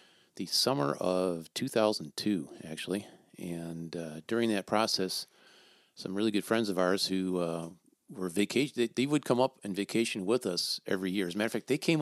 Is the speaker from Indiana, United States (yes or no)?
no; Woodstock, Illinois, United States; now in Upper Peninsula, Michigan, United States; I grew up in Woodstock, Illinois, before moving up here.